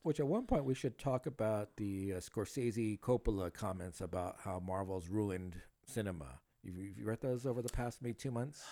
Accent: South Gate, California, United States; also born or lived in Huntington Park, California; I grew up in Southgate

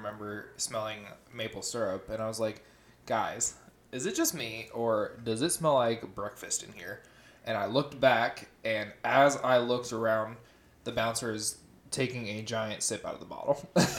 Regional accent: Columbus, Ohio, United States; Toad's born and raised in Seabus like we are.

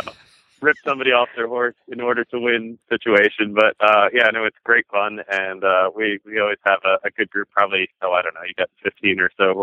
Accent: New Jersey, United States; I grew up, my parents still live in, my sister as well, still up in New Jersey. We live about an hour west of New York City

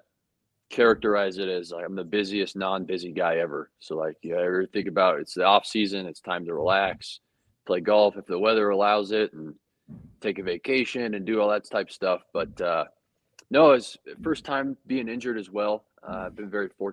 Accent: Littleton, Colorado, United States; moved away as an adult; also born or lived in Kentucky; from Littleton, Colorado

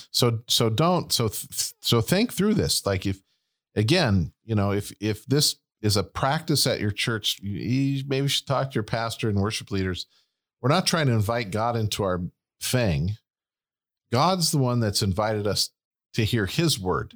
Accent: United States; we're Americans

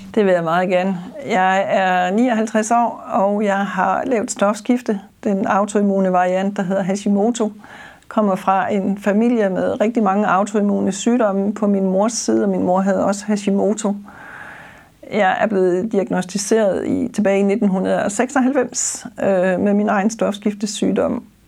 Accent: Funen, Southern Denmark, Denmark; accent: Funen dialect (Fynbo); som man sikkert også vil kunne høre på dialekten, så er jeg Fynbo og bor på Vestfyn

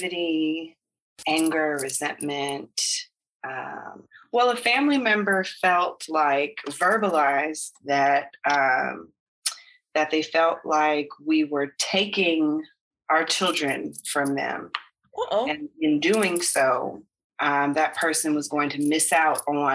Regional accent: United States; moved away as an adult; now in Belize; the baby will be American because we're American

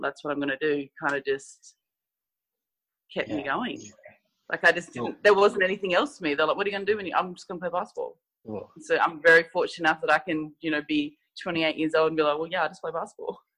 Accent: South Australia, Australia; moved away; also born or lived in Canberra; I'm from South Australia. So I played for South Australia

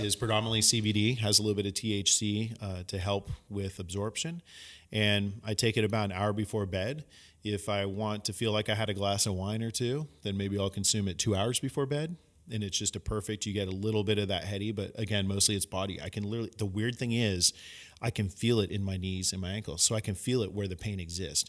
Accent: San Francisco, California, United States; growing up in San Francisco

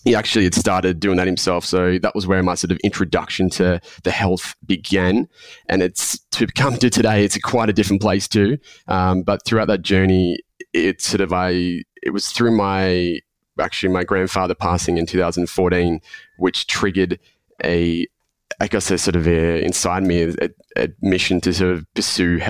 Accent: Melbourne, Victoria, Australia; accent: Australian; born and raised in Melbourne. I've spent the majority of my life here.

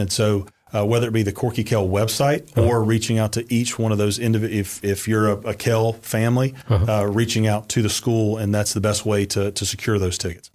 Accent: Valdosta, Georgia, United States; originally, I'm from Valdosta, Georgia

